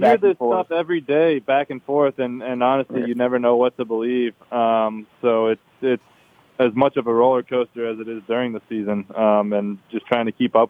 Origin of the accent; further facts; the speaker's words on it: Atlanta, Georgia, United States; Like I said, I grew up in Atlanta.